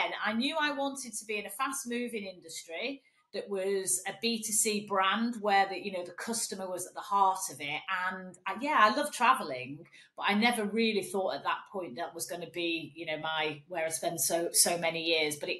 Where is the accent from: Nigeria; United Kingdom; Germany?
United Kingdom; Manchester, North West England; accent: northern; moved away as an adult; also born or lived in Stretford / Mallorca; life started for me in Manchester, as you can probably tell from my dulcet northern tones. I'm a Mancunian